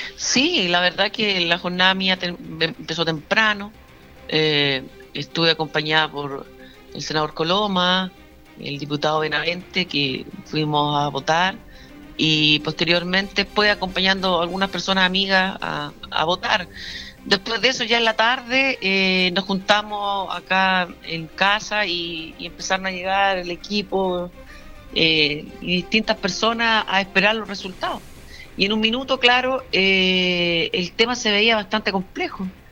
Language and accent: Spanish; southern Maule, Chile; tomé la decisión de quedarme en el Maule Sur porque esta es mi tierra, esta es mi gente